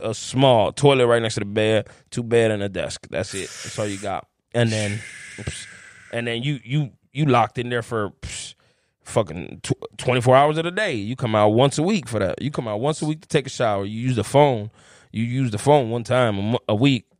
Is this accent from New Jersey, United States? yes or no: no; Chicago, Illinois, United States; I grew up in Humble Park, man, my whole my life